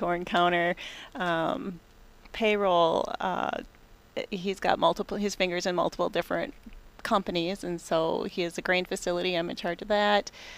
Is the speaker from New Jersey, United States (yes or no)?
no; Bloomer, Wisconsin, United States; I'm actually from Bloomer, Wisconsin